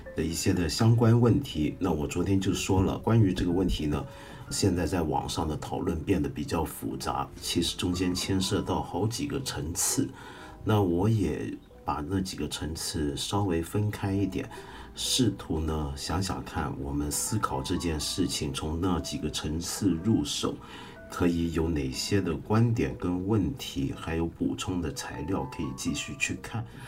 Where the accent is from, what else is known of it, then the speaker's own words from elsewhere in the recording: Hong Kong; 我说香港人